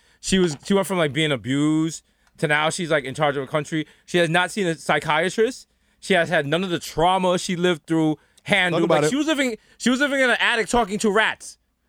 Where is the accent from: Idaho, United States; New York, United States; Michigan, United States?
New York, United States; As someone who born and raised in the Bronx